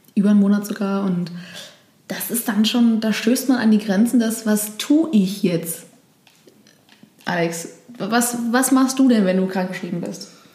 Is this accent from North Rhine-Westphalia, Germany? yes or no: no; Berlin, Germany; Touren und Führungen in Berlin anbiete für Touristen. Und hätte auch gar kein Problem damit gehabt, weil ich, ich liebe meine Heimatstadt